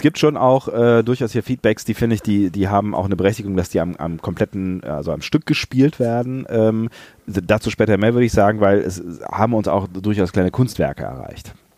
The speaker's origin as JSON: {"language": "German", "area": "near Langerwehe, near Aachen", "region": "North Rhine-Westphalia", "country": "Germany", "tie": "born or raised there", "moved": "yes", "said": "Langerwehe, nah an meiner alten Heimat."}